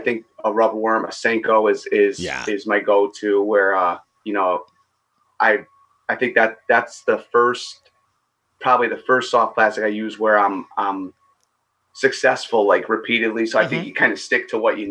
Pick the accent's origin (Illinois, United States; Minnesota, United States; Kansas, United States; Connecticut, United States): Connecticut, United States; I'm born and raised in Connecticut